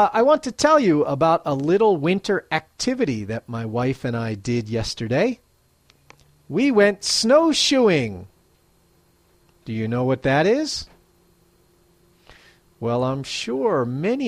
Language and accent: English; Philadelphia, Pennsylvania, United States; now in Matsumoto, Japan; I'm originally from Philadelphia, Pennsylvania, United States